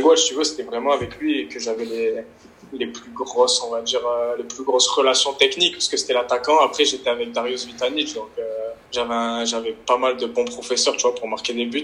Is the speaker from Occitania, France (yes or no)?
no; Nice, Provence-Alpes-Côte d'Azur, France; c'est Nice parce que je suis né à Nice